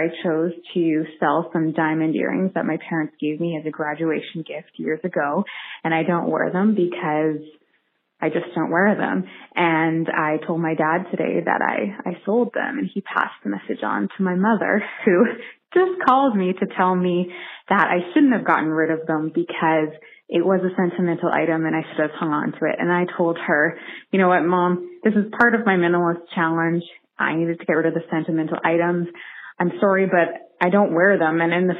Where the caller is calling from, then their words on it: Regina, Saskatchewan, Canada; I'm calling from Regina, Saskatchewan, Canada